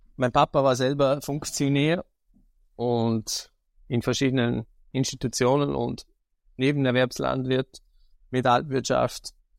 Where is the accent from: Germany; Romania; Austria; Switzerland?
Austria; Vorarlberg; Bei uns in Vorarlberg heißt es ja Landjugend Jungbauernschaft